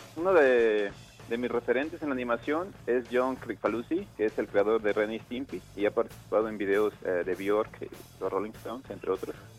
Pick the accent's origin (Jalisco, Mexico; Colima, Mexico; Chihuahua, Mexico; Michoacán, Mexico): Michoacán, Mexico; Morelia; Yo nací en Morelia, Michoacán, el 14 de diciembre de 1988.